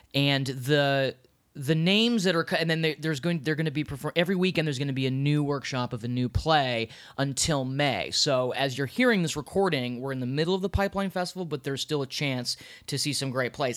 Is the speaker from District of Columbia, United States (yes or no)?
yes; Washington, District of Columbia, United States; now in New York City, United States; I'm from Washington, D C